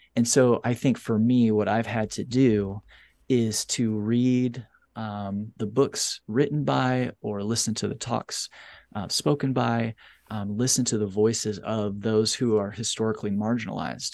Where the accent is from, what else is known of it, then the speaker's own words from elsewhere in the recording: United States; my country